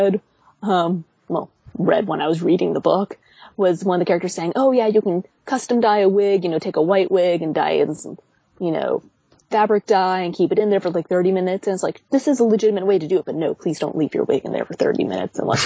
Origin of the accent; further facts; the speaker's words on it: United States; as an American cosplayer